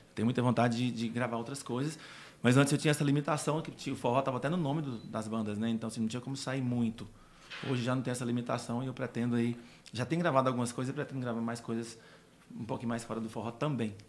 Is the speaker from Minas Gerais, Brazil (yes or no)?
yes; Formoso, Minas Gerais, Brazil; moved away; região Formoso, Minas Gerais, a cidade onde eu nasci